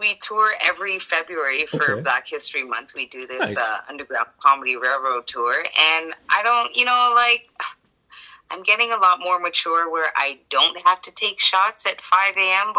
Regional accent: Jamaica; I'm Jamaican, right? That's my background. Okay. But I'm so afraid of all these Jamaicans.

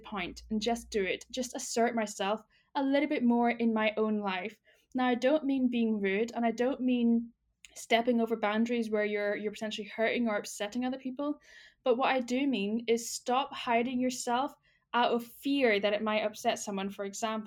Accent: United Kingdom; as a Brit

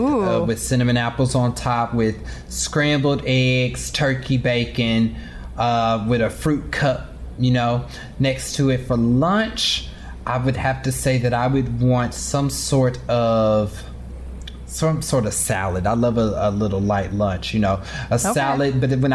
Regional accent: Kansas City, Missouri, United States; because I'm from Kansas City. So barbecue is like a thing for me.

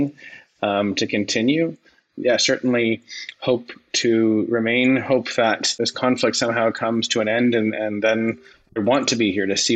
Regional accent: Ottawa, Ontario, Canada; I grew up in Stittsville

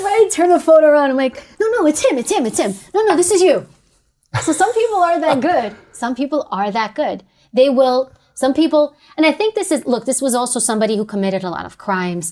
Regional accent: New York City, New York, United States; growing up in New York

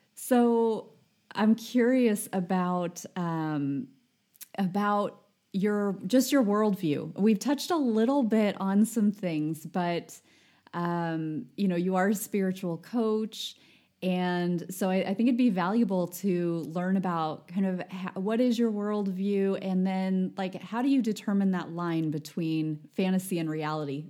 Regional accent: United States; as an American

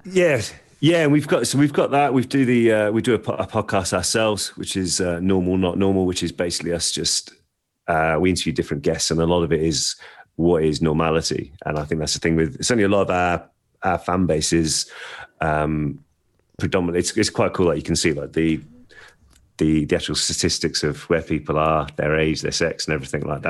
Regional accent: Birmingham, West Midlands, United Kingdom; I grew up in North Birmingham

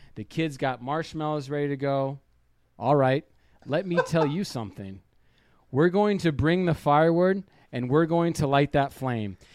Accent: Detroit, Michigan, United States; that is my hometown Lions

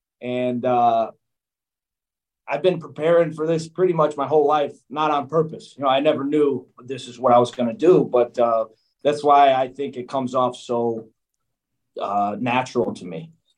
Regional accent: New York, United States; My mother raised in Queens. So I grew up in New York.

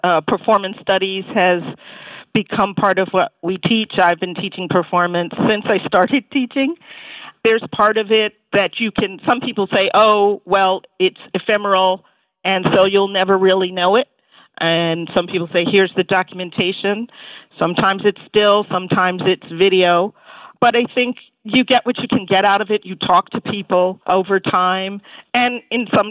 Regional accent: New York, United States; as a New Yorker

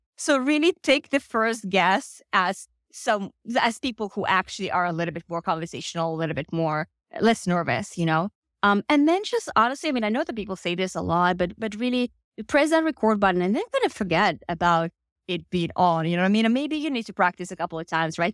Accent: Finland; moved away as an adult; now in United States; I'm actually originally from Finland, have lived in the US for uh, the past four years.

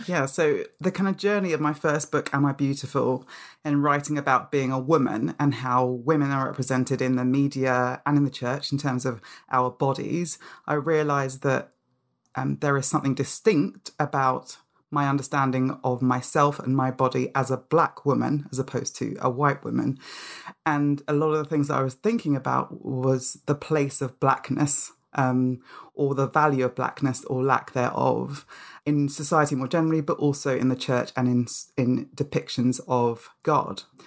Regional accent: London, United Kingdom; also born or lived in Nigeria; a British child, um, in London

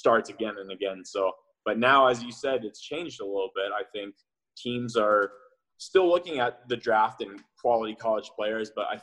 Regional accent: Indianapolis, Indiana, United States; born or raised there; moved away as an adult; also born or lived in Roeland Park, Kansas; now in Kansas City, United States

